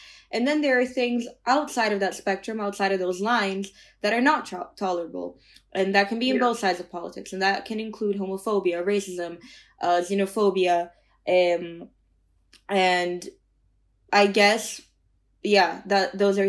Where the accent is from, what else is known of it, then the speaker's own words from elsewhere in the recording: Brazil; I'm from Brazil, right? So it's a democracy. I can speak for my country.